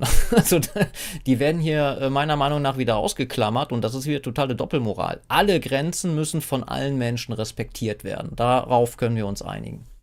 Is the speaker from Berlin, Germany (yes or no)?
yes; Berlin, Germany; wir sind in Kreuzberg aufgewachsen.